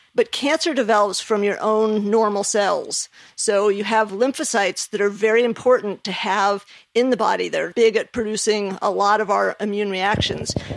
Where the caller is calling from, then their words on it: Ponte Vedra, Florida, United States; I'm calling from Pontevedra, Florida.